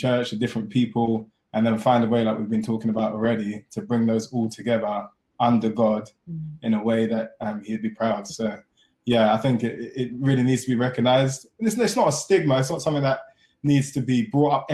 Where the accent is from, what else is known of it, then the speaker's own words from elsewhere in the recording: London, United Kingdom; born and raised in London, Croydon specifically